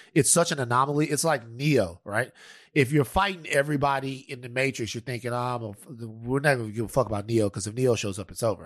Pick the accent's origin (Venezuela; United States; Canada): United States; Louisiana; I'm from Louisiana